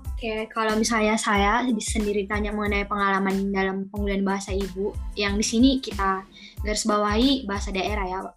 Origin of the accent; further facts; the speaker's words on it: North Sumatra, Indonesia; moved away; asal Husian, Bali, Sumatera Utara